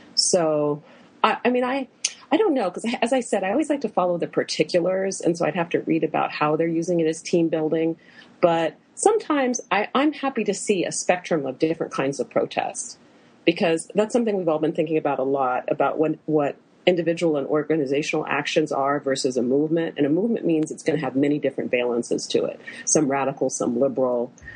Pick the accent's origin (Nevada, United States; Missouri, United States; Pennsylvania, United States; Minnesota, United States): Pennsylvania, United States; Western; I'm from Western Pennsylvania